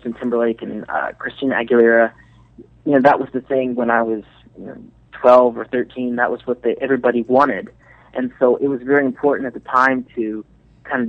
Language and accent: English; Venezuela; now in Dallas, United States; I'm from Venezuela